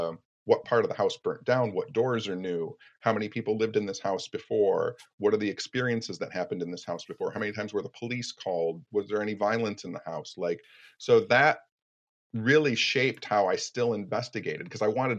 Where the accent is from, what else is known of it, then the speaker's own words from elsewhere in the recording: Royal Oak, Michigan, United States; Royal Oak, too, which is my hometown